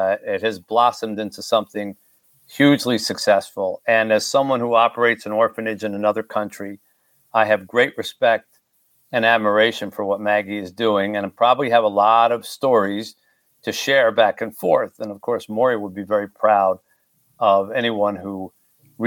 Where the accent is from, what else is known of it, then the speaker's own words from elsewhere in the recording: Haiti; my own country, in my case, Haiti